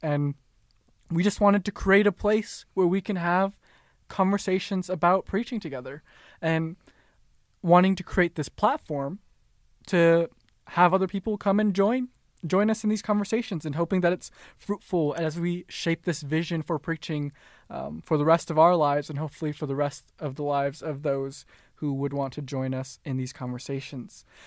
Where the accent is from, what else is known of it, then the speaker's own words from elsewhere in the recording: Minnesota, United States; I was born born and raised in Minnesota